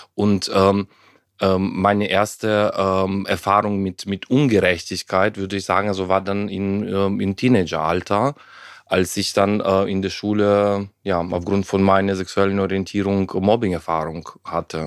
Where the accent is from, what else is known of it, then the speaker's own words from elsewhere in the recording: Ukraine; German is a second language; moved away as an adult; also born or lived in Heidelberg, Germany; ich bin ja in der Ukraine aufgewachsen, damals noch, äh, damals noch in der Sowjetunion